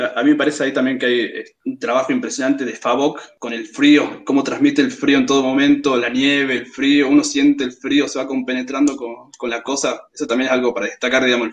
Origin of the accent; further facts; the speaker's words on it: Jujuy, Argentina; soy de Jujuy.